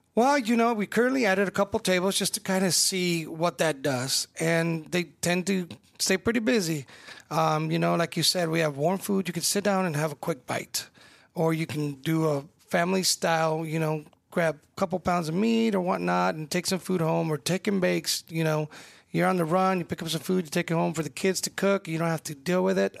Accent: California, United States; now in Omaha, United States; I'm Mexican-American. I was born in California

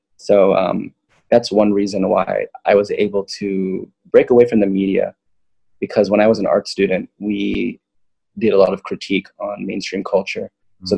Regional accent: Loma Linda, California, United States; also born or lived in Manhattan, New York; I grew up in Loma Linda.

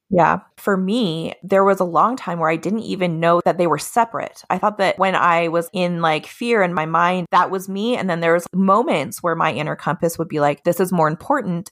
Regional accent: Utah, United States; also born or lived in Colorado / Hawaii; now in Olympia, United States; I grew up in Utah most of my life, a lot of my family is from Hawaii

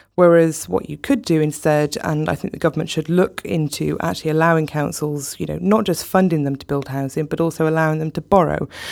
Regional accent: South Wales, United Kingdom; I grew up in South Wales

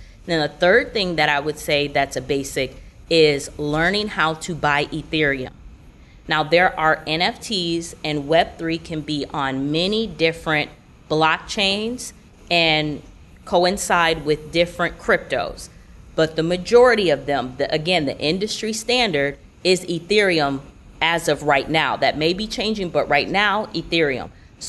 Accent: Orlando, Florida, United States; I'm from Orlando, and so I was traveling to New York for a tour that my mom and I both host.

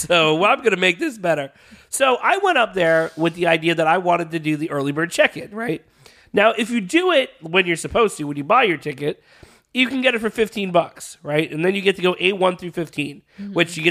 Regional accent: Florida, United States; I'm from Florida.

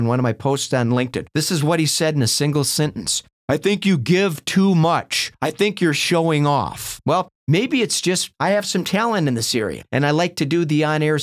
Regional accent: Minnesota, United States; I grew up in Minnesota watching the Minnesota Vikings play football out in the freezing cold.

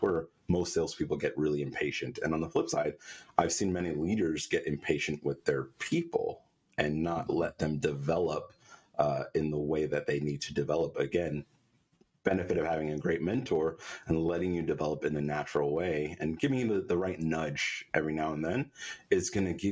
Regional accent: New York, United States; I'm a New Yorker

